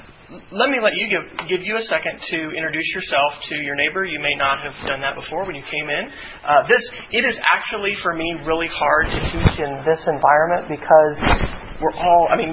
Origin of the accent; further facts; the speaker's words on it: Kansas, United States; moved away; I grew up in Kansas. That's where my hometown is